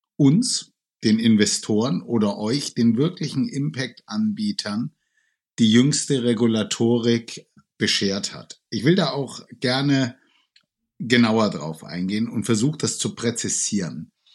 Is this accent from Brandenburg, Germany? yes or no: no; Franconia, Bavaria, Germany; now in Cologne, Germany; ich komme ursprünglich aus Franken. Ich lebe jetzt seit knapp 40 Jahren in Köln